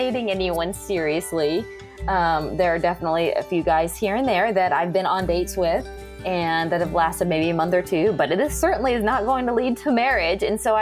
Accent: California, United States; moved away as an adult; I grew up in California, and I was there until I was about 26 or 27.

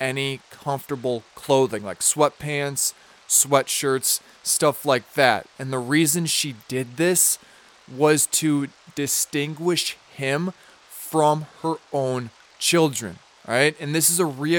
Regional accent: Minnesota, United States; I'm from Minnesota

